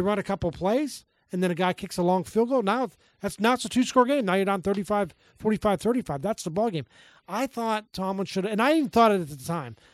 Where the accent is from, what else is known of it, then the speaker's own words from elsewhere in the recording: Pittsburgh, Pennsylvania, United States; I grew up in Pittsburgh